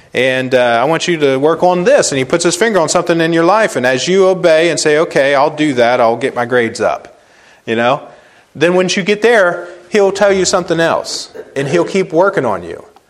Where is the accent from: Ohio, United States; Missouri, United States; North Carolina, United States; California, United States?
Ohio, United States; Cambridge; moved away as an adult; I'm coming home from Christmas break in the Army